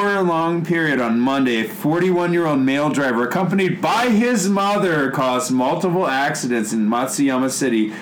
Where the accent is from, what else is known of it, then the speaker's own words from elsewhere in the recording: Chicago, Illinois, United States; moved away as an adult; also born or lived in Kitakyushu, Japan; now in Japan; I'm from Chicago